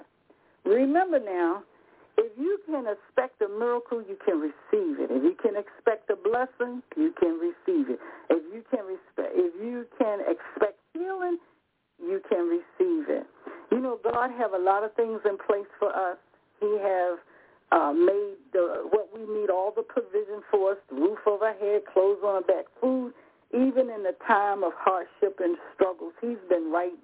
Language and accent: English; Rocky Mount, North Carolina, United States; I'm from the South myself, by Rocky Mount.